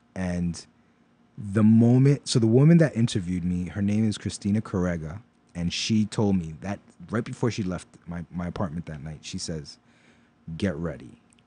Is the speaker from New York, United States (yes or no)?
yes; New York City, New York, United States; also born or lived in Pennsylvania; I grew up in Brooklyn most of my life and, uh, moved to Pennsylvania for a couple years, finished high school out there, and then came right back.